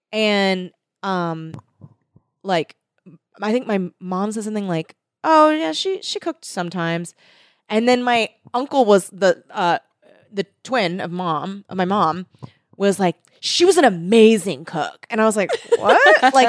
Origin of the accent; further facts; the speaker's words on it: California, United States; every time I've gone to Catalina and growing up in South Bay, it's like a thing to do.